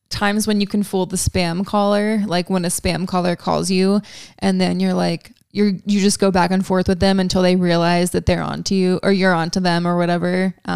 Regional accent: Kennesaw, Georgia, United States; People are like, "Where are you from?" And I'm like, "I'm from Kennesaw, Georgia."

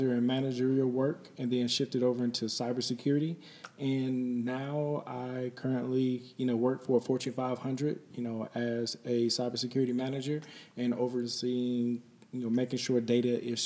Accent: Detroit, Michigan, United States; moved away as an adult; also born or lived in East Palo Alto, California / Kentucky; Then I moved to Michigan and then grew up in Detroit

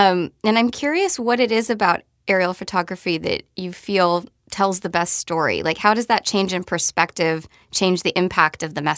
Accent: Seattle, Washington, United States; Today, we are in Seattle, my hometown

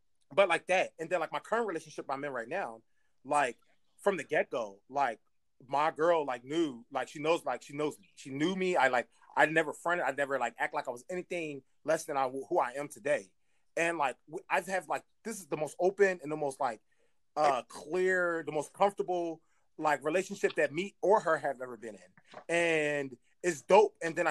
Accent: Philadelphia, Pennsylvania, United States; I'm from West Philly

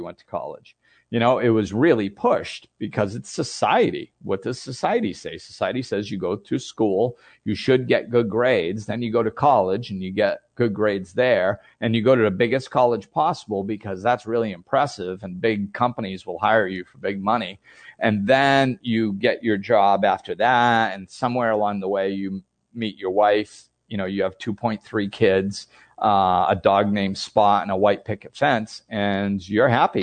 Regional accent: United States; I grew up in the United States

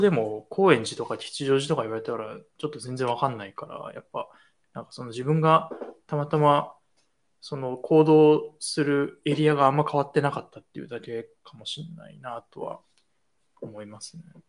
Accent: Tokyo, Japan; 物心ついた以降は、一応東京に、えっと、ずっといた

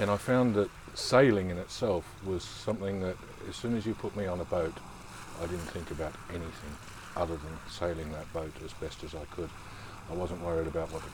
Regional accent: Geelong, Victoria, Australia; moved away as an adult; also born or lived in Fremantle, Australia; I was born and raised in Geelong, Victoria, in the fair country of Australia. Grew up there

